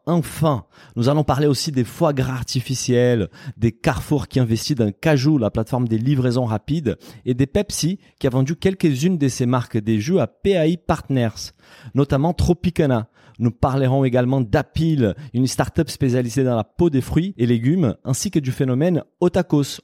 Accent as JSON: {"language": "French", "country": "Brazil", "second_language": "French", "moved": "yes", "said": "en tant que Brésilien"}